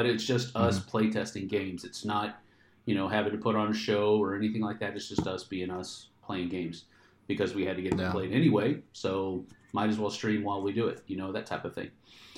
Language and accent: English; Texas, United States; I grew up in Texas, so I'm not a stranger to heat.